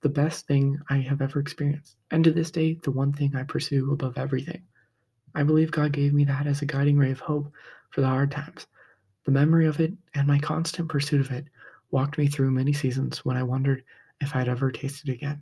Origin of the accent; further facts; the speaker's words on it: Midwest, United States; Growing up in the Midwest, we had our share of snow